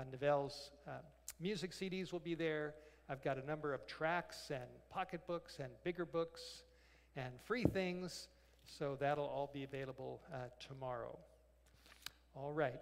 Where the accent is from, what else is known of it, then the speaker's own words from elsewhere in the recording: Los Angeles, California, United States; now in North Idaho, United States; I grew up in Los Angeles